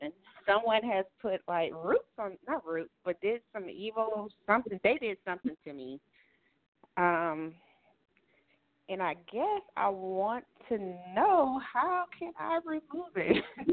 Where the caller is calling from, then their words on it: Jonesboro, Georgia, United States; I'm calling from Jonesboro, Georgia.